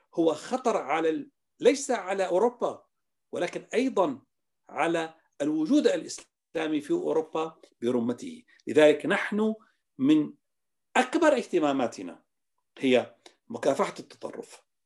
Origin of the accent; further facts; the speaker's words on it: Damascus, Damascus Governorate, Syria; moved away as an adult; also born or lived in Timișoara, Romania; now in Vienna, Austria; من مواليد دمشق 1961 من عائلة دمشقية